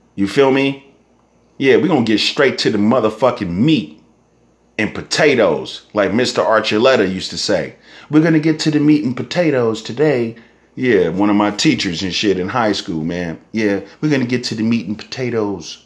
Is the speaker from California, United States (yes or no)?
yes; Northern California, United States; I'm from Northern California